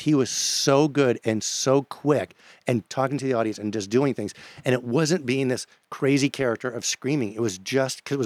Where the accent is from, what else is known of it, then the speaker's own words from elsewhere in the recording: New York, United States; I grew up in New York State